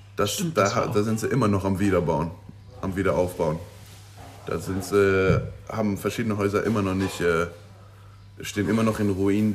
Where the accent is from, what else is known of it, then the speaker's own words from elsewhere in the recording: Luxembourg; moved away as an adult; also born or lived in Aberdeen, Scotland; now in New Zealand; ich komme aus Luxemburg